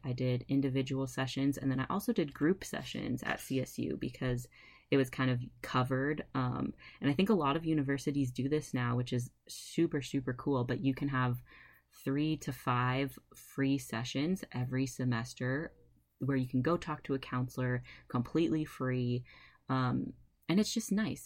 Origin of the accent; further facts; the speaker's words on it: California, United States; moved away as an adult; also born or lived in Fort Collins, Colorado; I was raised in California